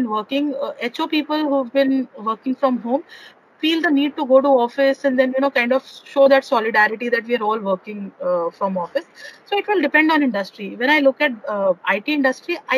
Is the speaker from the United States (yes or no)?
no; Chandigarh, India; I'm basically from Chandigarh.